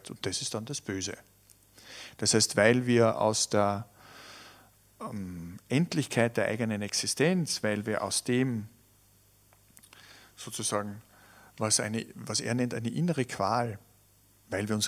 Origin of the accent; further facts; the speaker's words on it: Tyrol, Austria; Und ich kann mich erinnern, ich bin ja in Tirol aufgewachsen. Für uns Kinder war das, war das schon so ein spannendes Moment.